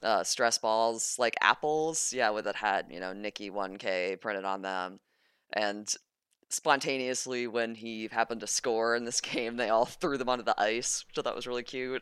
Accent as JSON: {"language": "English", "region": "the South", "country": "United States", "said": "I'm from the South"}